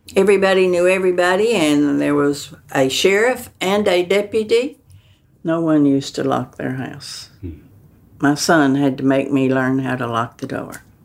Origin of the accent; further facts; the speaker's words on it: the South, United States; I am a Southerner